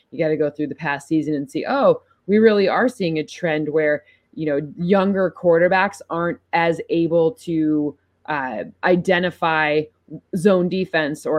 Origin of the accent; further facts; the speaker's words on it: East Lansing, Michigan, United States; I am from East Lansing, Michigan